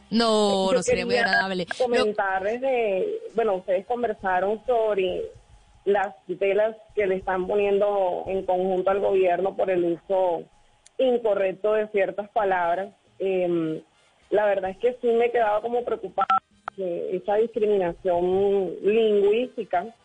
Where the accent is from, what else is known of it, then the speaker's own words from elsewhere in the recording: Barranquilla, Atlántico, Colombia; desde Barranquilla.